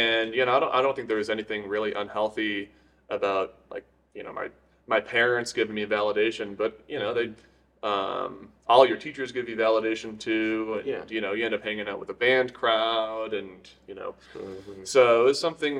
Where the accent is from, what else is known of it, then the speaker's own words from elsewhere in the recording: Syracuse, New York, United States; moved away as an adult; also born or lived in Rochester, New York / Miami, Florida; now in Colorado Springs, United States; I am from Syracuse, New York